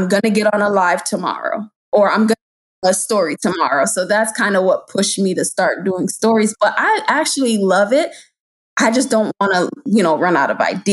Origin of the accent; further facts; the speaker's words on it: Hartford, Connecticut, United States; moved away as an adult; now in Maryland, United States; 7 years ago, I moved to Maryland. I'm originally from Connecticut, Hartford